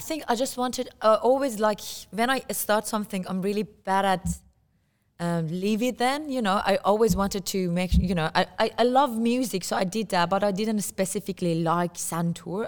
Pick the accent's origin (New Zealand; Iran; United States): Iran; moved away; I come from Iran and I play santur